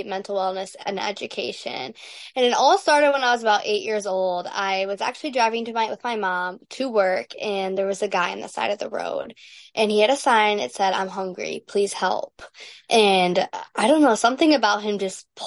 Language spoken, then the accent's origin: English; St. Clair Shores, Michigan, United States; I am from St. Clair Shores, Michigan, which is Metro Detroit area